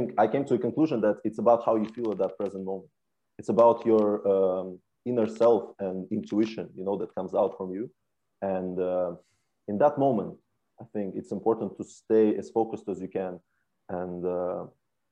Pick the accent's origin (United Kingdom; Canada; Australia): United Kingdom; England; moved away as an adult; now in Norway; growing up in England